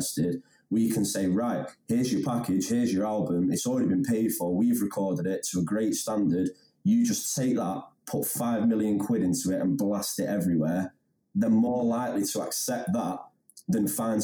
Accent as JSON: {"language": "English", "town": "Handforth", "region": "North West England", "country": "United Kingdom", "tie": "born or raised there", "said": "I'm from Hamforth, and I went to Wilmslow High School"}